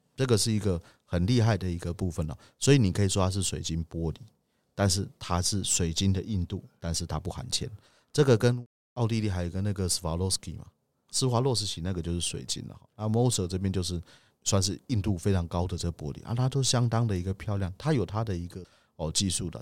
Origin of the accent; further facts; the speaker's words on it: Taiwan; 我们台湾人